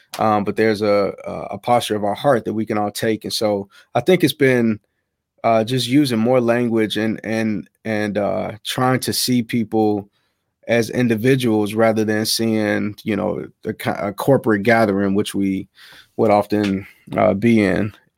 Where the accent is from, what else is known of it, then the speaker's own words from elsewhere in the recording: Chicago, Illinois, United States; South side of Chicago. South side of Chicago, man.